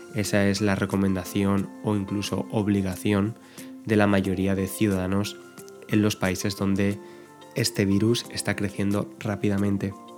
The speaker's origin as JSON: {"language": "Spanish", "town": "Valencia", "region": "Valencian Community", "country": "Spain", "said": "yo soy de Valencia"}